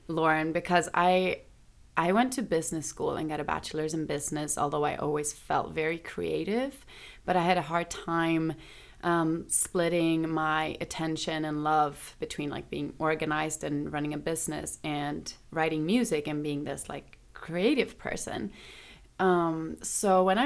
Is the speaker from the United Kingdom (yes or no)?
no; Stockholm, Stockholm County, Sweden; Stockholm, Sweden